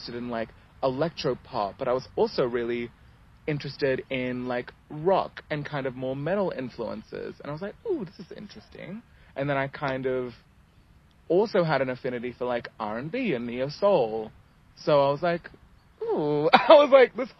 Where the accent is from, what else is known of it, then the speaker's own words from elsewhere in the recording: Ethiopia; moved away; also born or lived in England; So I was born in England. Mm-hmm. And then we moved to Ethiopia like when I was pretty much starting kindergarten.